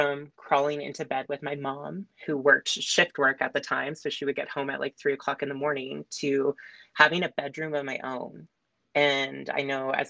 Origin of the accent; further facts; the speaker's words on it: Manilla, Ontario, Canada; also born or lived in Uxbridge, Ontario / Lindsay, Ontario; I was born in Uxbridge, Ontario, which is near like Markham, Stouffville area. I grew up, though, in a small rural town called Manila